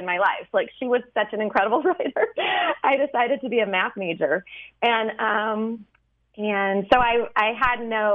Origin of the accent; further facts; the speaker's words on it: St. Louis, Missouri, United States; I grew up in Missouri, in St. Louis